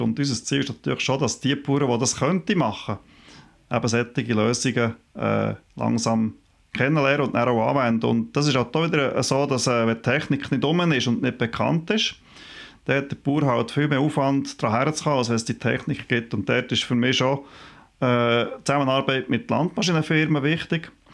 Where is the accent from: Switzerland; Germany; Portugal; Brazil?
Switzerland